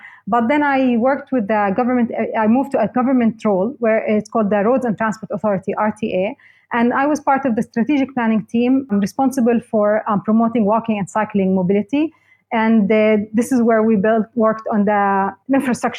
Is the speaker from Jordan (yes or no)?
yes; Jordan; moved away as an adult; now in Dubai, United Arab Emirates; I was born and raised in Jordan, and I moved to the UAE with my husband to work